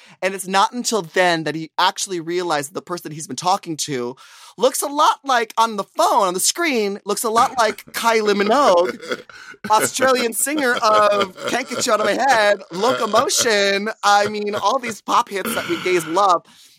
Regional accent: Bronx, New York, United States; Because I'm from the Bronx. I'm from the boogie down Bronx.

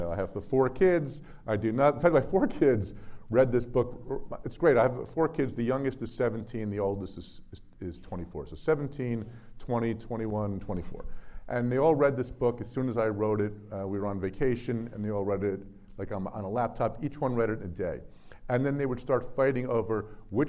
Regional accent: New Jersey, United States; my home state of New Jersey

